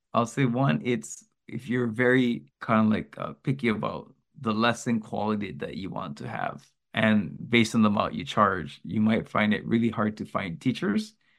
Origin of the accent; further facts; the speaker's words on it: United States; first language English; now in Japan; I am Amer-, American, my, my native language is English